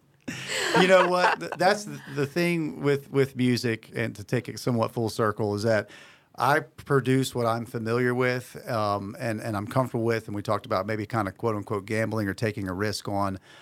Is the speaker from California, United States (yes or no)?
no; Beaufort, North Carolina, United States; I'm from Beaufort